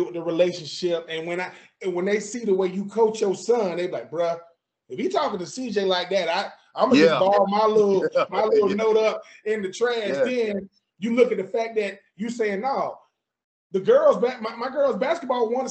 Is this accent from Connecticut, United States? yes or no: no; Hawthorne, Florida, United States; I'm from Hawthorne